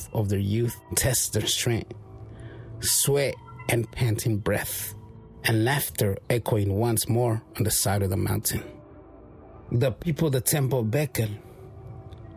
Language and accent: English; Ñuu Savi Nation, Mixteca, Mexico; first language Mixtec; English is a second language; being from the Nusavi Nation